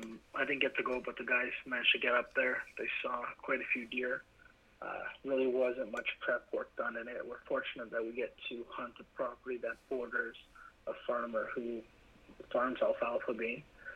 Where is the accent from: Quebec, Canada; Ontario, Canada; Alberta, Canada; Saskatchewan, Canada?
Ontario, Canada; Vaughan; So I'm from Vaughan.